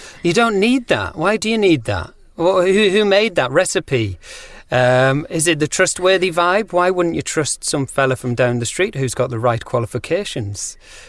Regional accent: North East England, United Kingdom; accent: Geordie; But Yeah, I guess I'm not as Geordie as I once was, and that's because when I left school, I thought that the way that you had to speak was ironing out your accent

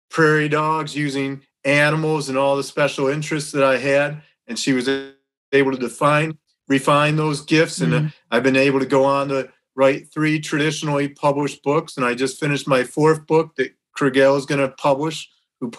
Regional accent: Rochester Hills, Michigan, United States; I'm from Rochester Hills, Michigan, which is 40 minutes north of Detroit

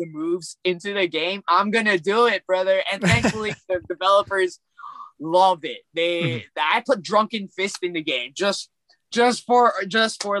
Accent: Alaska, United States; also born or lived in North Carolina; I'm from Alaska.

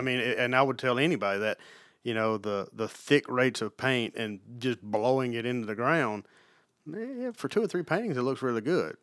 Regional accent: Alabama, United States; moved away as an adult; also born or lived in Mississippi / Los Angeles; now in Knoxville, United States; I grew up, you know, an hour from Tuscaloosa, right on the Mississippi-Alabama state line.

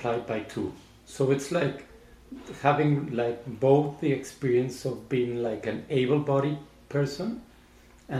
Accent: Mexico City, Mexico; I grew up in Mexico. I was born in Mexico City

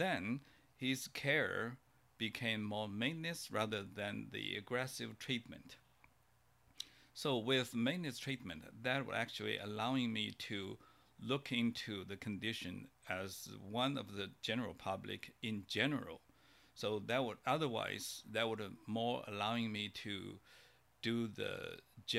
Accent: China; moved away; when I grew up in China

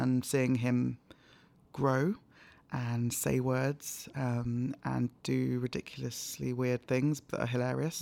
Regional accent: London, United Kingdom; also born or lived in Nigeria / Hampshire / Cambridge; I was born in Nigeria but moved to London when I was four

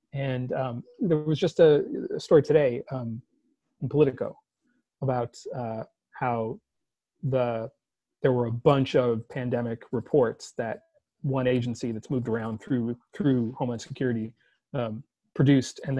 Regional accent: California, United States; I'm a Californian by birth and upbringing

